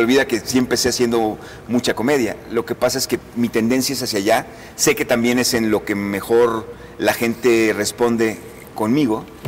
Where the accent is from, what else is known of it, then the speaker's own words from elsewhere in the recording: Mazatlán, Sinaloa, Mexico; moved away; yo soy yo crecí en Mazatlán